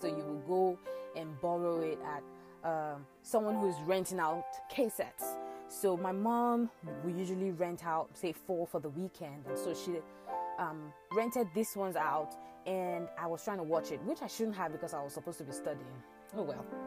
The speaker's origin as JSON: {"language": "English", "town": "Ibadan", "region": "Oyo", "country": "Nigeria", "tie": "born or raised there", "said": "Growing up in Agbowo, Ibadan, again, Nigeria"}